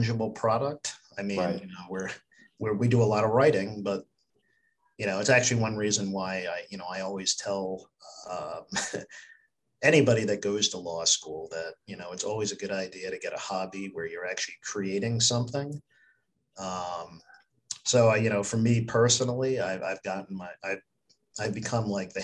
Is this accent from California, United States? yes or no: no; Glen Ridge, New Jersey, United States; also born or lived in Bergen County, New Jersey / Pennsylvania; I grew up in Glen Ridge